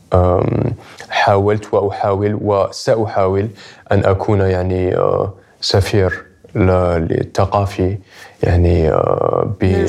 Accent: Algeria; أنا كجزائري

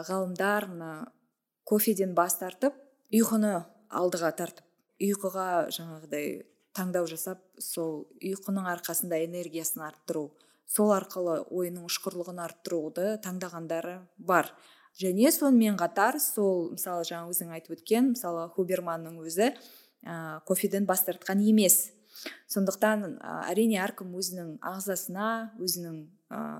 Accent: Kazakhstan; біз ә, былайша айтқанда бірінші буынбыз ғой кофе ішушілердің қазақтар

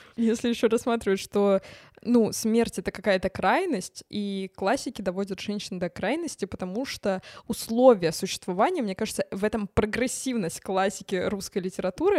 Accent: Tver, Tver Oblast, Russia; я из Твери

